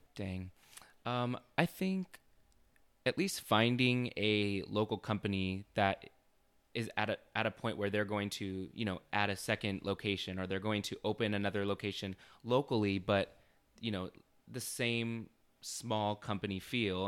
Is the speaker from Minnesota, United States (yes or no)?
no; Chandler, Arizona, United States; also born or lived in Ahwatukee, Phoenix, Arizona; I was born and raised in Chandler. Uh, I lived in Awatuki for my whole life, basically